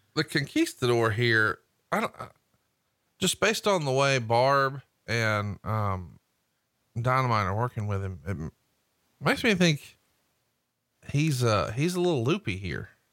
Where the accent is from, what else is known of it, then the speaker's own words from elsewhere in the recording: Alabama, United States; I'm from Alabama